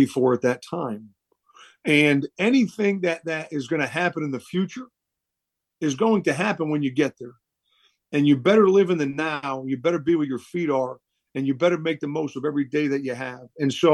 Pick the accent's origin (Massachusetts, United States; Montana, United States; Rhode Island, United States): Rhode Island, United States; moved away; the state of Rhode Island where I grew up